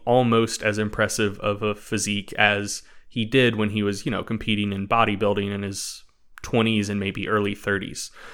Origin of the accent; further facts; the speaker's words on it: Knoxville, North Carolina, United States; moved away; I am actually originally from Knoxville, North Carolina